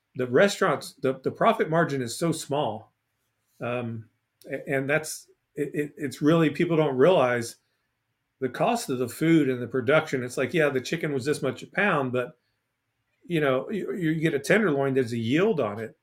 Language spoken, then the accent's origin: English; Port Arthur, Texas, United States; I'm from Port Arthur, Texas.